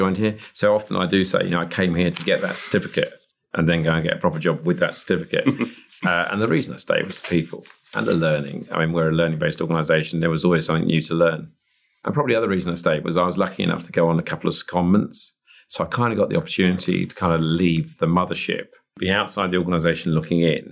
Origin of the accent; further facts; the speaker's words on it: Chingford, London, United Kingdom; where I grew up in Chingford